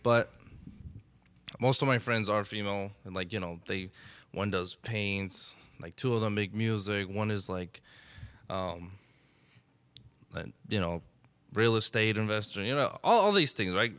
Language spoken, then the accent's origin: English; Elizabeth, New Jersey, United States; I grew up in Elizabeth